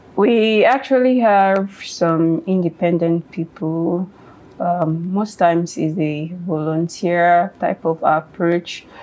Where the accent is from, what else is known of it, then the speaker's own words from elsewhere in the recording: Ekiti, Nigeria; I am from Ekiti State. Mm. I speak, or we speak Yoruba.